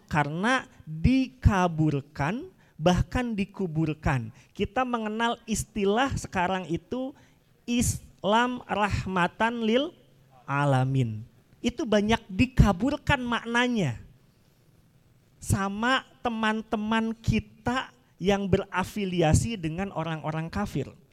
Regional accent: Sunda, Indonesia; saya juga selaku orang Sunda

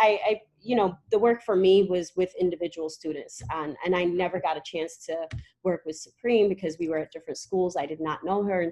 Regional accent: Eritrea; I'm from Eritrea, East Africa. I was always raised knowing where I come from

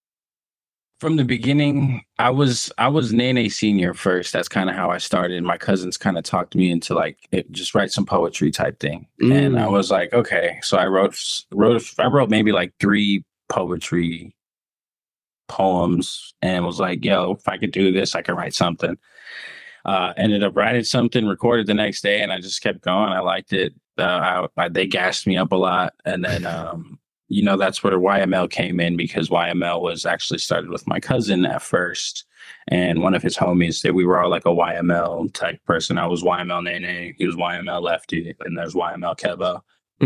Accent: Las Vegas, Nevada, United States; now in Arizona, United States; I grew up in Vegas a little bit

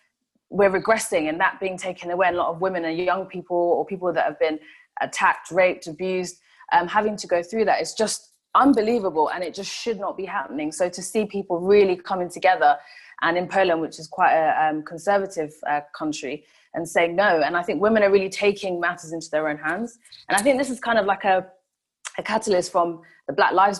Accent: Kenya; first language Swahili; English is a second language; It is my mother tongue, yes. Yeah, so in Kenya, that's the spoken language by everybody

